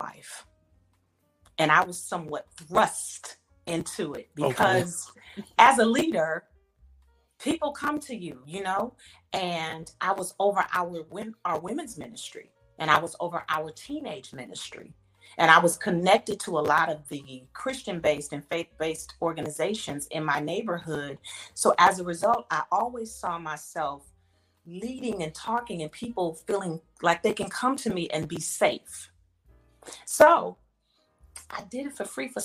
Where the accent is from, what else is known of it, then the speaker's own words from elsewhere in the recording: Inglewood, California, United States; moved away; also born or lived in Atlanta; I'm originally from California, born and raised in Inglewood, California